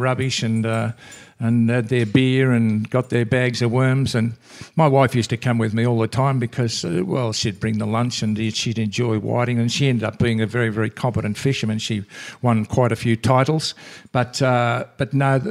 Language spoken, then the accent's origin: English; Victoria, Australia; Here in Victoria, which is my home state